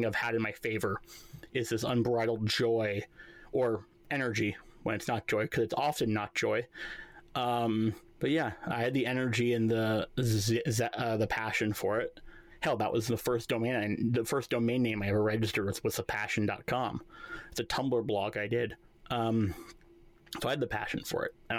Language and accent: English; New York, United States; I'm a New Yorker